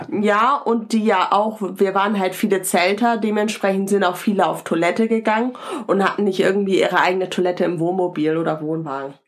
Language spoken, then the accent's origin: German; Northern Germany, Germany; wir sind als Norddeutsche ja auch einmal, äh, auch immer noch mal ein bisschen anders